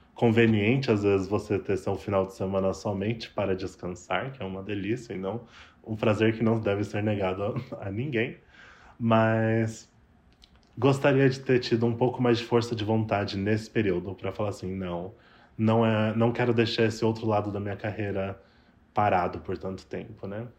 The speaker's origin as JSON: {"language": "Portuguese", "region": "São Paulo", "country": "Brazil", "also_born_or_lived": "Toronto, Canada", "moved": "as an adult", "lives_now": "Vancouver, Canada", "said": "sou de São Paulo"}